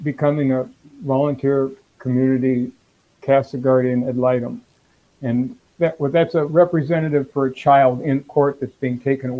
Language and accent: English; Minneapolis, Minnesota, United States; also born or lived in Moorhead / Fridley; now in Minnetonka, United States; Born and raised in Minneapolis. I went to school in Morehead State. A little while in Fridley, now we're in Minnetonka.